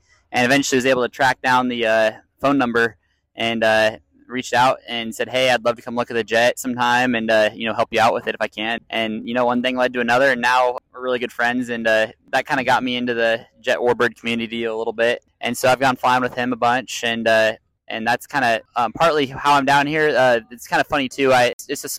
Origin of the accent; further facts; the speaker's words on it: Kansas City, United States; now in Wichita, United States; I'm 23, originally from Kansas City, now in Wichita, Kansas.